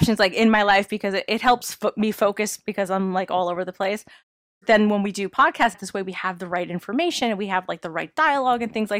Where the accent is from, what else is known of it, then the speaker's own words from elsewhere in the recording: New York, United States; I am from New York.